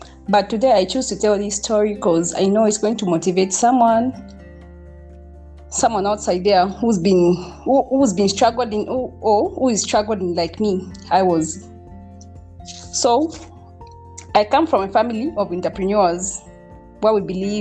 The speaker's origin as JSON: {"language": "English", "town": "Mansa", "region": "Luapula Province", "country": "Zambia", "tie": "born or raised there", "also_born_or_lived": "Kawambwa", "said": "born and bred in Mansa, Luapula"}